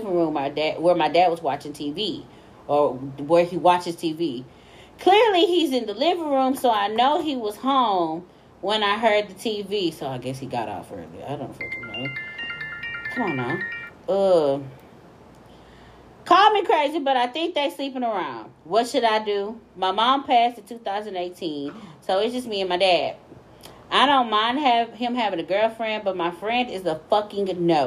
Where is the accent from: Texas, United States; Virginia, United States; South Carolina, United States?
Texas, United States; we are from Texas